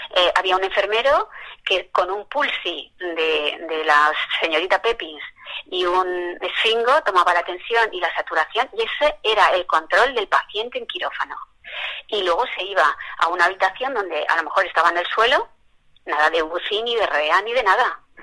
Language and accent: Spanish; Spain; nosotros que somos blancos y españoles